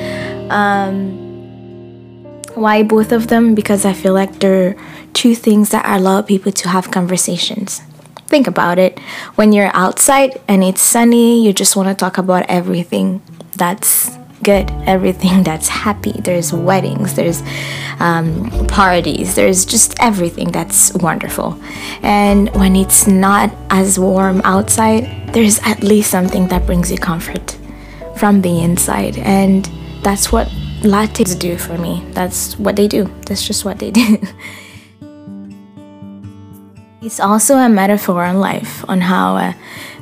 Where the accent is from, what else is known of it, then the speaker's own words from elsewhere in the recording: Burundi; now in Ottawa, Canada; I live in Ottawa, Canada. I am originally from Burundi, a beautiful country in East Africa.